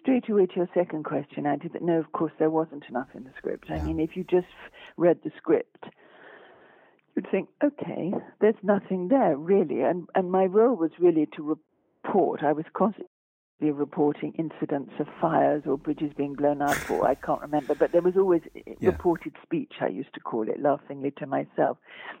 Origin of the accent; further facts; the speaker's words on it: France; accent: French; And my French education was nothing to do with my being French.